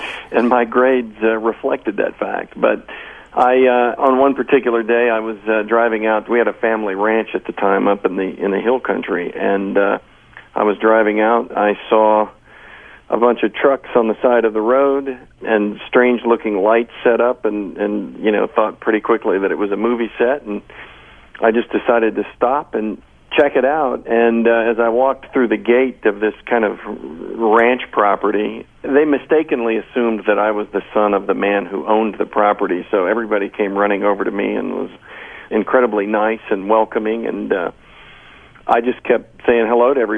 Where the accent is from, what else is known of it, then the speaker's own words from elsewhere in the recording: Austin, Texas, United States; moved away; I happen to be back in my hometown of Austin